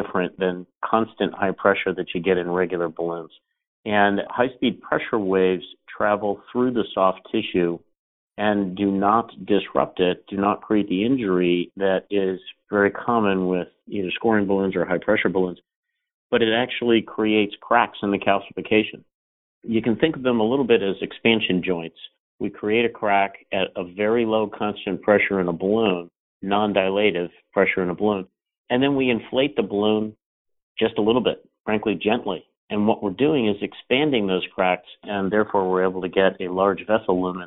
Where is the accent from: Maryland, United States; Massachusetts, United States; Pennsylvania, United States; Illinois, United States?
Pennsylvania, United States; Philadelphia; I grew up in Philadelphia, Pennsylvania